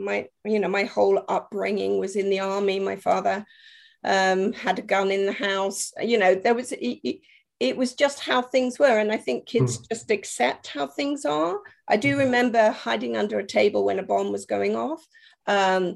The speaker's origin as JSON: {"language": "English", "country": "Germany", "tie": "born or raised there", "moved": "as an adult", "lives_now": "United Kingdom", "said": "I was brought up in Germany, and I didn't actually come to the UK until I went to university."}